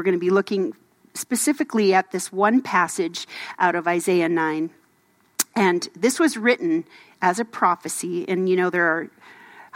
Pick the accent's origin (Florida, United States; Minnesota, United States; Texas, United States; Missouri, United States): Minnesota, United States; moved away; I grew up in Minnesota